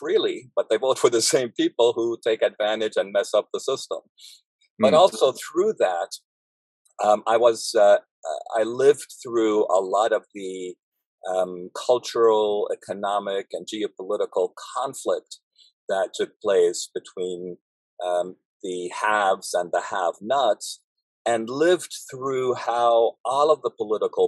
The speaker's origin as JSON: {"language": "English", "town": "Beirut", "region": "Beirut Governorate", "country": "Lebanon", "tie": "born or raised there", "moved": "yes", "said": "I grew up in Beirut in Lebanon."}